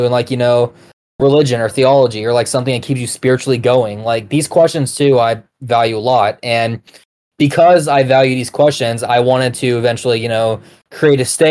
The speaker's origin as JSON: {"language": "English", "region": "Georgia", "country": "United States", "said": "I'm from Georgia"}